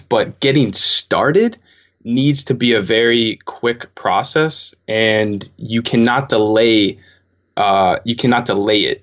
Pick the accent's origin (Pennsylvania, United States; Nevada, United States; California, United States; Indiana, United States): Pennsylvania, United States; Pittsburgh; I'm from Pittsburgh, Pennsylvania